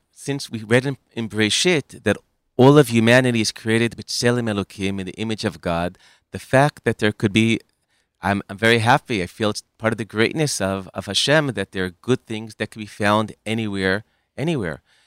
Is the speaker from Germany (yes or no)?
no; United States; the way that I grew up in America